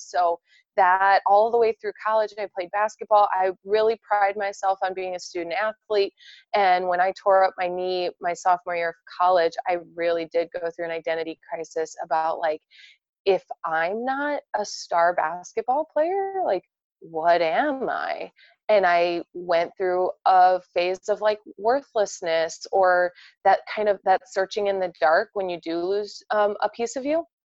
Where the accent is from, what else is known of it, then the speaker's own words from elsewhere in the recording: right outside of Chicago, Indiana, United States; moved away; born and raised Indiana, uh, right outside of Chicago